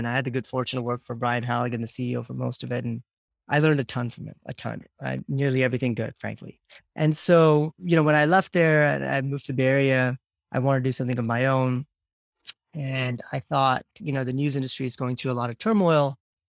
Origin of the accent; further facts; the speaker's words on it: Nigeria; also born or lived in India / Canada; now in United States; I was born in India, grew up mostly in Nigeria and Canada. I then came to the States about 20 years ago for work.